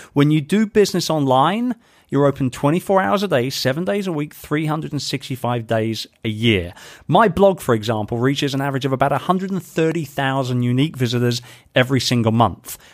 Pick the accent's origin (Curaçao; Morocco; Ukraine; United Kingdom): United Kingdom; moved away; being a Brit, um, and, and particularly somebody who is doing more and more business now back home in the U K